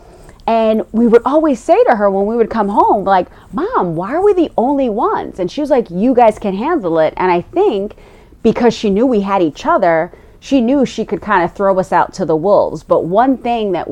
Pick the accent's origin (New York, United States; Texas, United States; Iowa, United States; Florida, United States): New York, United States; New York City; we grew up in Ditmas Park, and so it was, like, to the right of us, it was people that looked like us, and, you know, we were steps away from Flatbush